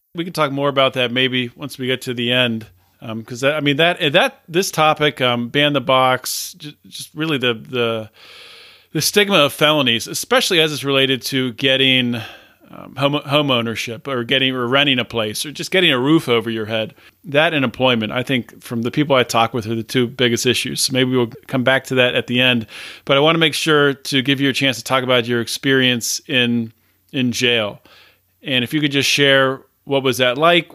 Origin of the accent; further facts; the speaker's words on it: Pennsylvania, United States; Pennsylvania is probably, that's, that's my home state